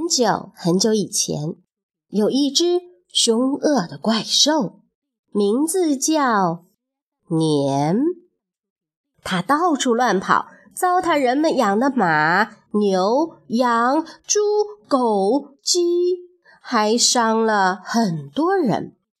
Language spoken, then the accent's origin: Chinese; China; 春节呀，是我们中国人最重要的节日